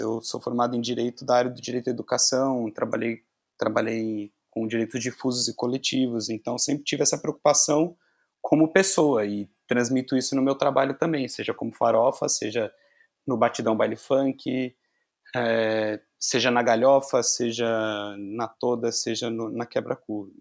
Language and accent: Portuguese; São Paulo, Brazil; now in Porto, Portugal; Eu sou de São Paulo, sou de São Paulo